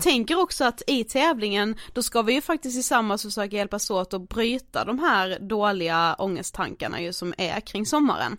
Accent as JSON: {"language": "Swedish", "town": "Karlshamn", "region": "Blekinge", "country": "Sweden", "tie": "born or raised there", "moved": "yes", "said": "jag har varit eh, hemma i Karlshamn"}